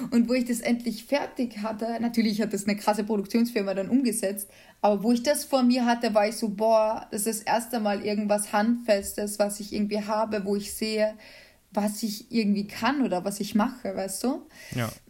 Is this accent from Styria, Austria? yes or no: no; Carinthia, Austria; ich komme ja ursprünglich aus Kärnten und äh, da wohnt auch meine Familie